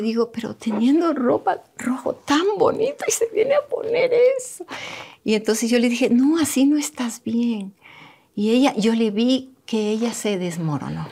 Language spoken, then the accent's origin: Spanish; Manabí, Ecuador; donde yo me crié, me crié en un pueblo tan bonito allá en Manabí